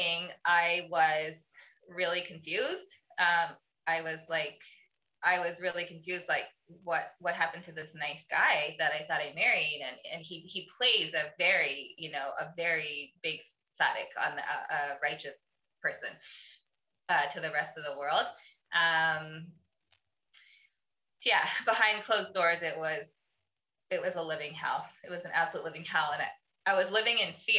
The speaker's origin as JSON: {"language": "English", "country": "Canada", "said": "I'm Canadian. We all skate"}